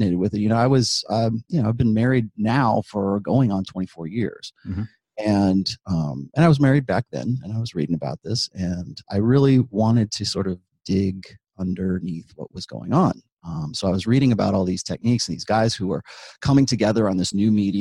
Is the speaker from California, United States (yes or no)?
yes; Southern California, United States; I grew up in Southern California